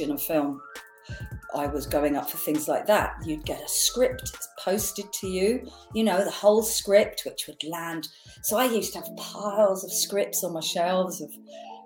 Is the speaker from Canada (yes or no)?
no; Essex, East of England, United Kingdom; accent: Essex twang; also born or lived in Radlett, Hertfordshire; I was born in Radlett in Hertfordshire, and then I moved to Essex. So you might hear a little twang of that.